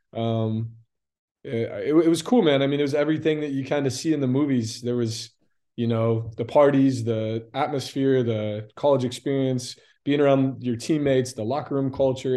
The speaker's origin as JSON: {"language": "English", "town": "Lakeland", "region": "Florida", "country": "United States", "also_born_or_lived": "Indianapolis, Indiana / Tampa, Florida", "said": "I was born there, but I'm from Lakeland, Florida."}